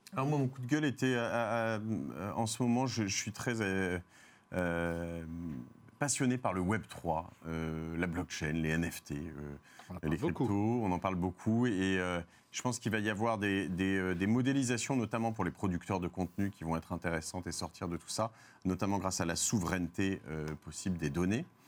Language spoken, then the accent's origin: French; France; je suis français